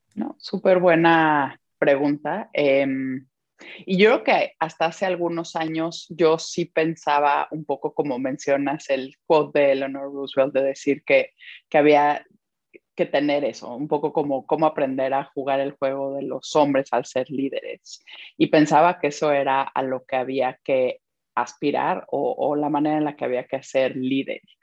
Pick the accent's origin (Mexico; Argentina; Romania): Mexico; moved away as an adult; also born or lived in Belgium; now in London, United Kingdom; me siento muy mexicana